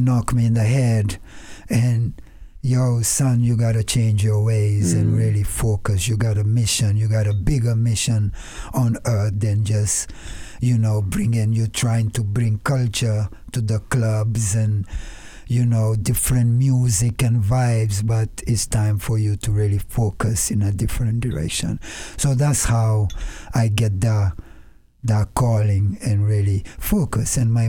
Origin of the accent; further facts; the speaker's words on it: Senegal; moved away; I grew up in West West Africa, Senegal, born and raised. There, my parents came from the 10 island of Cabo Verde, was like 2 hours from Senegal.